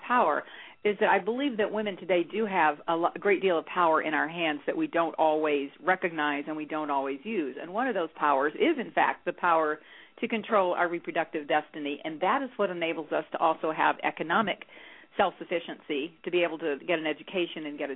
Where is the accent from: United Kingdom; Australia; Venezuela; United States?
United States; Texas; I was born in a small town in Texas. I grew up in Texas in the 1940s and 50s